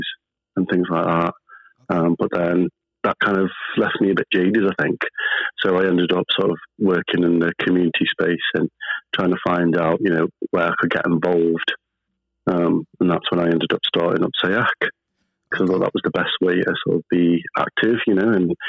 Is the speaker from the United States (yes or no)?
no; Stoke-on-Trent, West Midlands, United Kingdom; born or raised there; also born or lived in Pakistan